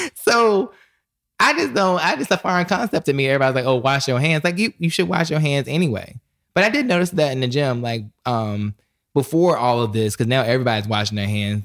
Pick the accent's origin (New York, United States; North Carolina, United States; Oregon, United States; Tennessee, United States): North Carolina, United States; the South; I'm from the South, so we call it s, a snuff.